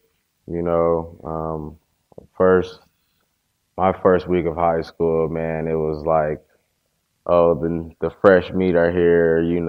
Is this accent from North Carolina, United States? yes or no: no; Inglewood, California, United States